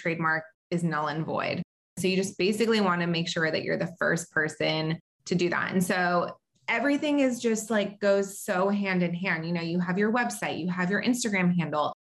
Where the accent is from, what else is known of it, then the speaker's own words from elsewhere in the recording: Southern California, United States; also born or lived in Israel / North Carolina; have lived most of my life in Southern California